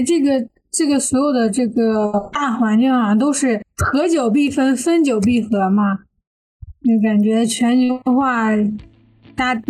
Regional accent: China; 就是一提这个人就好像他不是我们中国人一样。我从小就有这样一个感觉

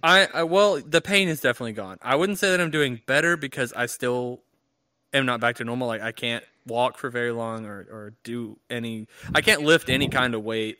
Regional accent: United States; as an American without insurance

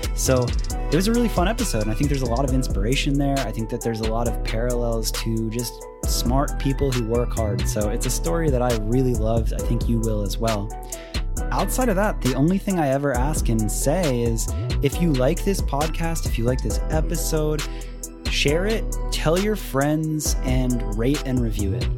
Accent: Tampa, Florida, United States; also born or lived in Miami; I ended up moving to Tampa when I was, like, two

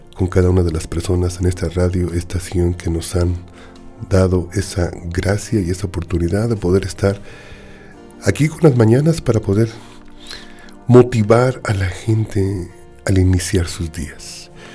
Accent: Mexico City, Mexico; en la Ciudad de México tenemos un dicho

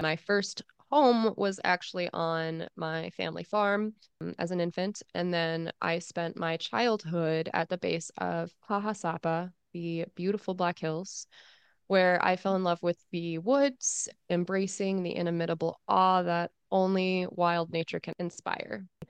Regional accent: United States; I am American.

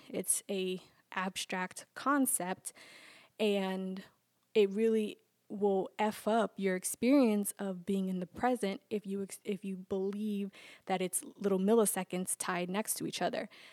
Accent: New York, United States; growing up in New York

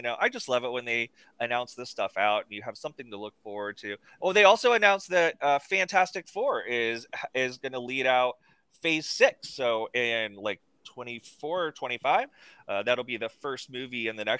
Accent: United States; I'm American, educated

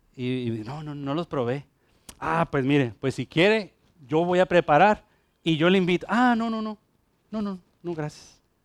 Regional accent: Mexico; now in Ponce, Puerto Rico; allá, allá en México, el, grupo donde yo crecí

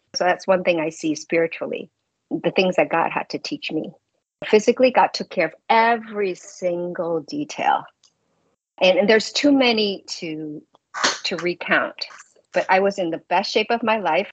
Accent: New York City, New York, United States; I'm from New York City

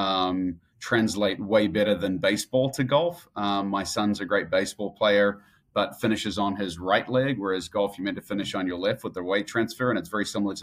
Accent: Auckland, New Zealand; moved away; also born or lived in Christchurch, New Zealand; Born and raised in New Zealand, born in Christchurch in the South Island. And then at the age of eight, moved up to Auckland, which is the big city.

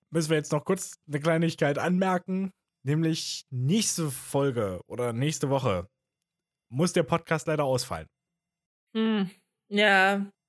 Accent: Germany; Ich bin Deutscher, ich bin der Experte.

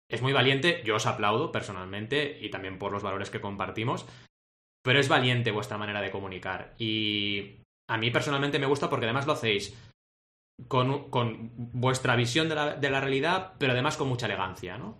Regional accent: Barcelona, Catalonia, Spain; also born or lived in Argentina; nací en Argentina y llegué a Barcelona a los 8 años

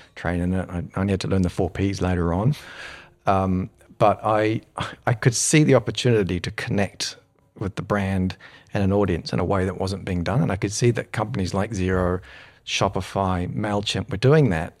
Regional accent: New Zealand; moved away as an adult; also born or lived in United Kingdom; when I grew up in New Zealand

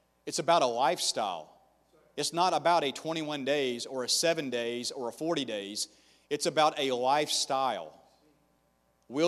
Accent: the South, United States; now in Tampa, United States; I'm from the South

